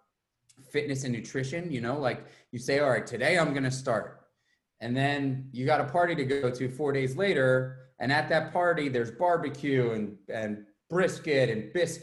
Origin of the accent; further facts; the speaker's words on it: New York City, New York, United States; moved away as an adult; now in Ghent, United States; I grew up in New York City